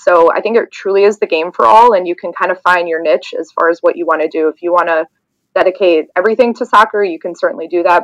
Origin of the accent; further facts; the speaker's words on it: the South, United States; now in Wilmette, United States; I'm originally from the South